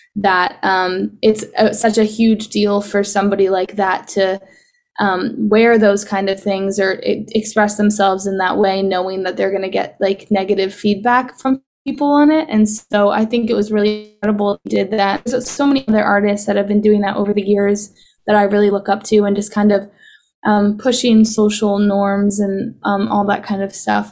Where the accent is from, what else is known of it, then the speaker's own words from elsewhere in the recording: Boston, Massachusetts, United States; in Boston, and that's actually where I'm from. So it was my hometown show